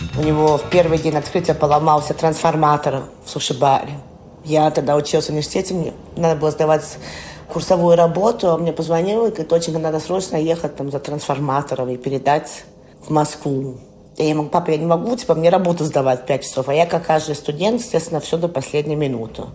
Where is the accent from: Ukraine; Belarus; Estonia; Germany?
Germany; also born or lived in London; Я никогда в России не жила. Я родилась в Германии.